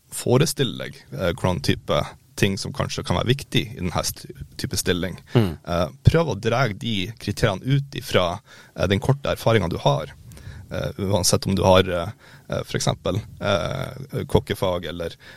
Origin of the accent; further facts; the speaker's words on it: Mo i Rana, Nordland, Norway; moved away; also born or lived in Harstad / Molde; født og oppvokst i Mo i Rana